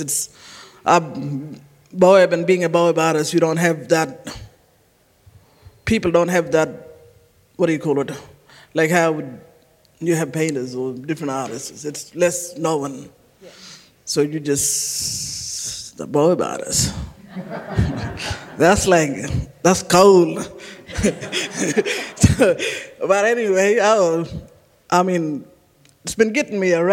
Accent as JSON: {"language": "English", "town": "Kununurra", "region": "Western Australia", "country": "Australia", "tie": "born or raised there", "also_born_or_lived": "Halls Creek, Western Australia", "said": "I was born in Halls Creek. I was raised in Kununurra. Kununurra's been home for a very long time."}